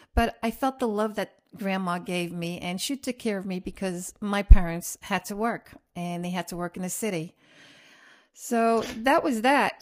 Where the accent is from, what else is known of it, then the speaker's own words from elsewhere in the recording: Roubaix, Hauts-de-France, France; also born or lived in Queens, New York; now in United States; I was born in Roubaix, France